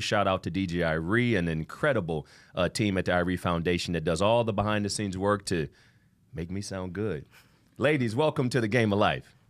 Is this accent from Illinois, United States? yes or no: no; Ohio, United States; now in Miami, United States; I'm from Ohio